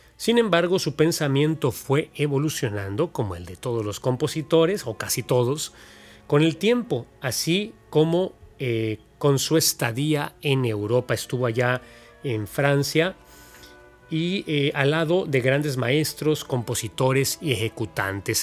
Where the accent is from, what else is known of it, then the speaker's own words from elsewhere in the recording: Mexico; este país tan hermoso y tan diverso, tan especial que es nuestro México